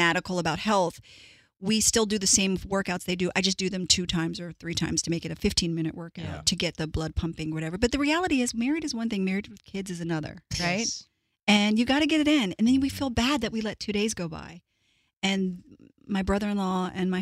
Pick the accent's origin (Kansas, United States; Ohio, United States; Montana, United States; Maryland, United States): Maryland, United States; Baltimore; moved away as an adult; also born or lived in New York; now in Los Angeles, United States; from inner city Baltimore